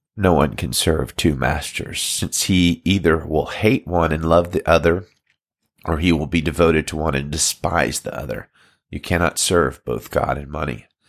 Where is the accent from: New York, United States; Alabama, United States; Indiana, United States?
Alabama, United States; now in Salinas, United States; I'm from Alabama originally, but I pastor Valley Baptist Church in Salinas, California